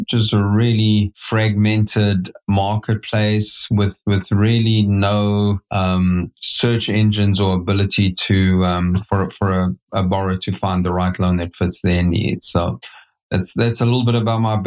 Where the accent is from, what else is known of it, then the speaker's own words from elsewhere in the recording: South Africa; moved away as an adult; now in United States; I'm born and raised in South Africa